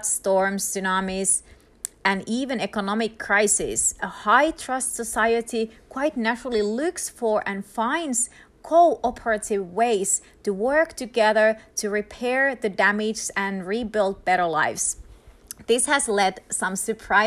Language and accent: English; Finland; first language Finnish; English is a second language; moved away; Finland, my home country